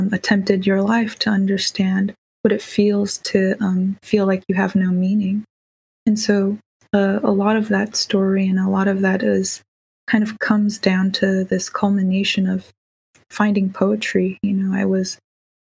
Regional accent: Bay Area, California, United States; born or raised there; also born or lived in Davis, California

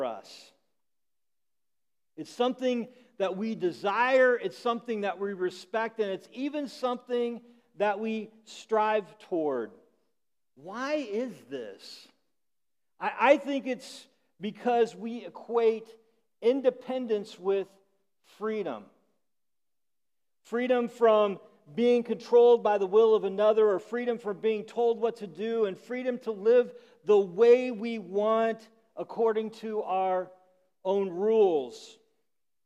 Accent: Illinois, United States; I grew up in Illinois

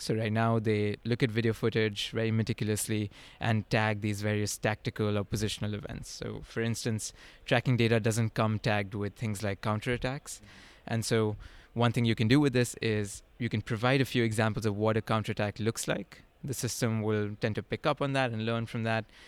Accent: India; moved away as an adult; also born or lived in upstate New York; I grew up in India

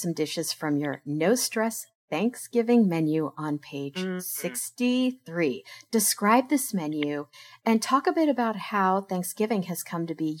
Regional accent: Kansas, United States; every piece of furniture in my apartment I had growing up in Kansas.

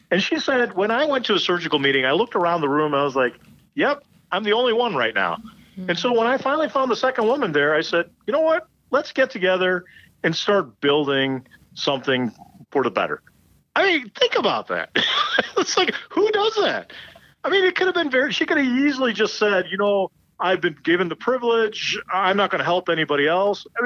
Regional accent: Chicago, Illinois, United States; also born or lived in India; I was born in India, came here to the U.S., grew up in the suburbs of Chicago. My family moved back to India, then I came back.

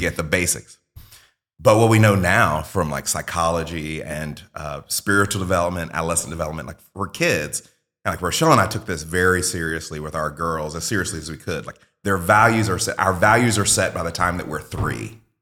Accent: Mississippi, United States; I grew up in Mississippi, like, very poor when my parents were young

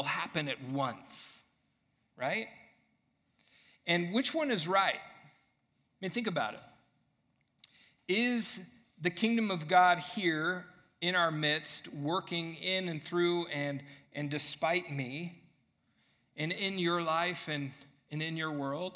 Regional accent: United States; as an American consumer living in this time period that I'm

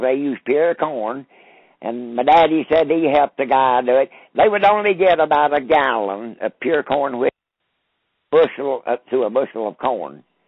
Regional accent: Robbinsville, North Carolina, United States; I grew up here in Graham County, Robbinsville, North Carolina.

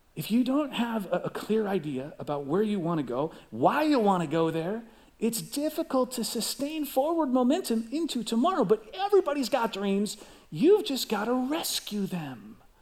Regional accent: Chicago, Illinois, United States; I grew up in Chicago

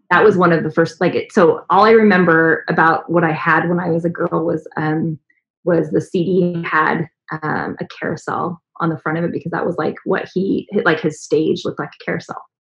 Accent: San Antonio, Texas, United States; now in Dallas, United States; growing up in San Antonio

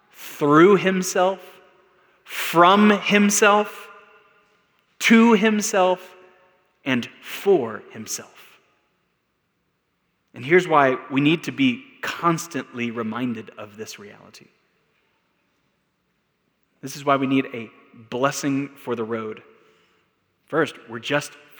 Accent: Texas, United States; now in Albuquerque, United States; I'm from Texas

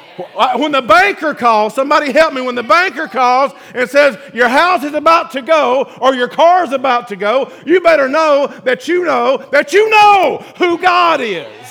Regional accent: the South, United States; I'm from the South

